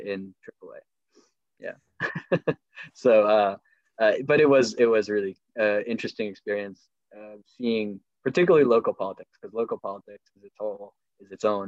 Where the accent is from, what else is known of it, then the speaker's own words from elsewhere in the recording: Nevada City, California, United States; also born or lived in Washington, D.C.; I came back to my hometown in Nevada City